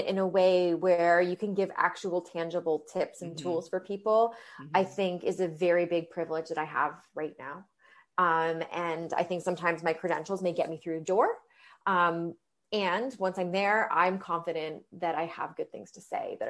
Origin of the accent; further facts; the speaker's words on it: London, Ontario, Canada; now in Toronto, Canada; I'm from London, Ontario. And so I didn't go home for Thanksgiving